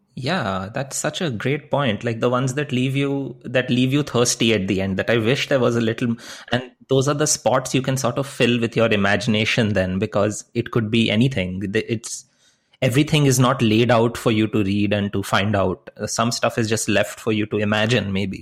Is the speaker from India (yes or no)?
yes; India; moved away; when I was growing up in India